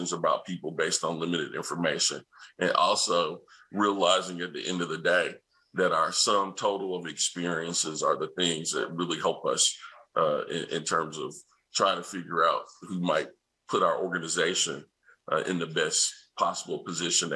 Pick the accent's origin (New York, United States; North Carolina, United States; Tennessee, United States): Tennessee, United States; Nashville; I'm from Nashville, Tennessee, and I grew up watching one of my favorite programs, which is Hee Haw